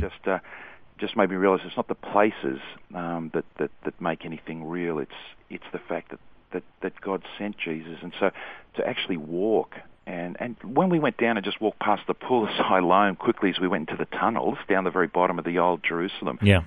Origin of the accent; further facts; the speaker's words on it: Sydney, New South Wales, Australia; I was born and raised in Sydney, mm-hmm. so that's, that's where I'm from